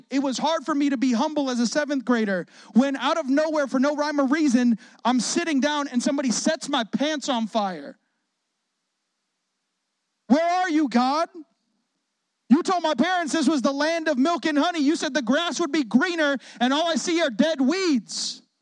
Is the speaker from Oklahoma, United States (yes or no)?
no; Chicago, Illinois, United States; also born or lived in Waukegan; I'm not from Chicago. I was born in Waukegan. We had a military set of parents who were pastors. We moved all over the place, but Chicago is where we experienced our childhood and teenage years